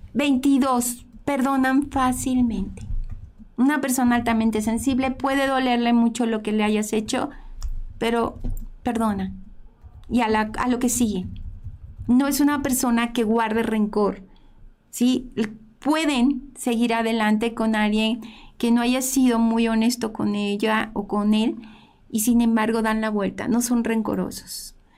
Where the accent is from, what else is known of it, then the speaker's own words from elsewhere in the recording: Mexico; somos mexicanos